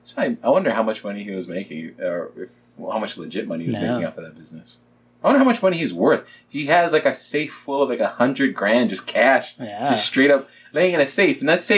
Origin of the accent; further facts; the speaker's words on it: Kenya; You thought, because I'm Kenyan, that I would just be the runner guy.